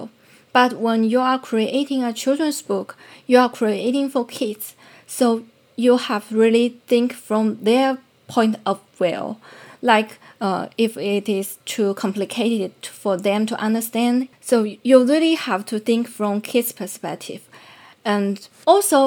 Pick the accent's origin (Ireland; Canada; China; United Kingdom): China; Fujian; English is a second language; moved away as an adult; also born or lived in Beijing, China; now in United States; I'm from China. I grew up in South China, Fujian province